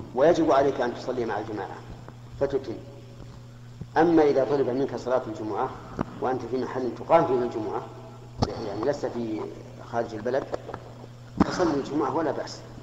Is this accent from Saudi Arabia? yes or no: yes; Mecca, Makkah Province, Saudi Arabia; أنا من أهل مكة المكرمة ومتزوج من مكة وأقطن مكة